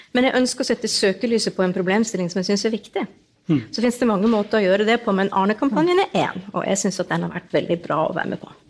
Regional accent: Northern Norway, Norway; jeg er jo nordlending

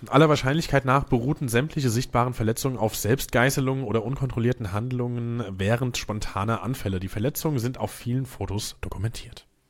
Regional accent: Hesse, Germany; now in Mainz, Germany; Äh, zugezogener Mainzer. Bin ja auch Hesse

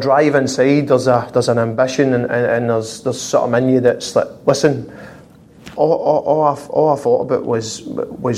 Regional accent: Glasgow, Scotland, United Kingdom; moved away as an adult; growing up in Glasgow

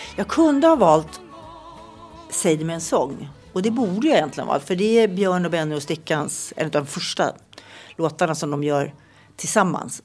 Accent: Nacka, Stockholm County, Sweden; also born or lived in Tullinge; Jag var i alla fall nio tror jag när jag flyttade till Nacka

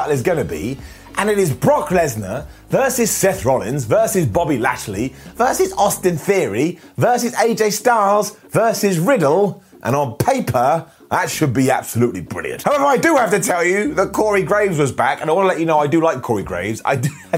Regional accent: United Kingdom; I'm British.

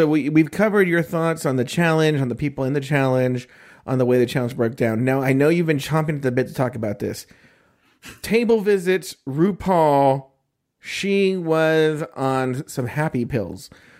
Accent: Orange County, California, United States; also born or lived in Los Angeles; I grew up in Orange County, which is very conservative

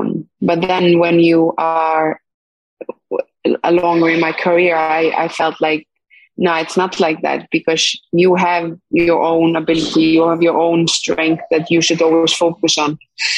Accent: Iceland; English is a second language; moved away as an adult; also born or lived in Sweden; especially in Sweden, when I was going from Iceland, you know, feeling like I needed a new challenge and a new environment to get better

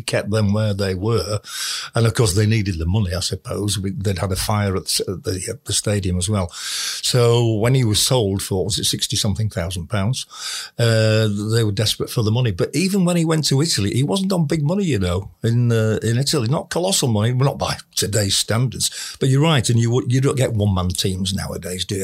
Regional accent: Bradford, Yorkshire and the Humber, United Kingdom; I was born and brought up in Bradford

